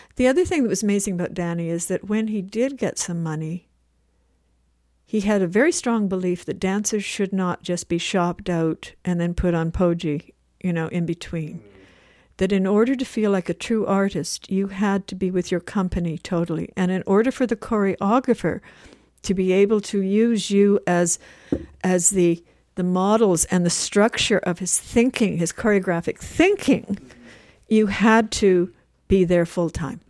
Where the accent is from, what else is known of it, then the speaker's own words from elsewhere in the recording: Winnipeg, Manitoba, Canada; moved away; also born or lived in Vancouver; I'm from Winnipeg